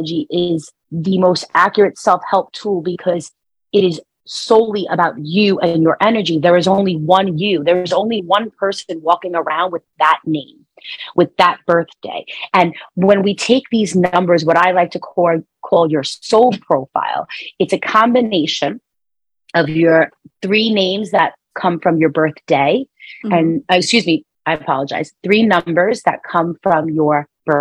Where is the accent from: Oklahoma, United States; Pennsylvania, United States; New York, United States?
New York, United States; New Yorker, you know, born and raised, if you could hear it in my accent.